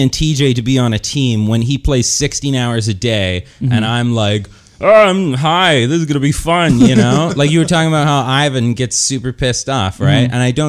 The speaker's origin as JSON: {"language": "English", "town": "Kelowna", "region": "British Columbia", "country": "Canada", "said": "I'm from Kelowna"}